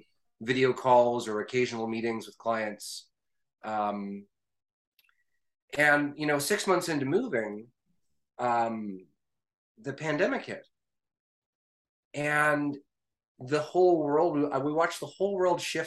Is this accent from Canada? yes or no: yes; Canada; I am a Canadian